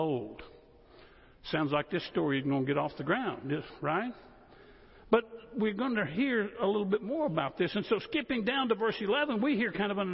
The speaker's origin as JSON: {"language": "English", "town": "West Monroe", "region": "Louisiana", "country": "United States", "tie": "born or raised there", "moved": "yes", "said": "I grew up in West Monroe, Louisiana"}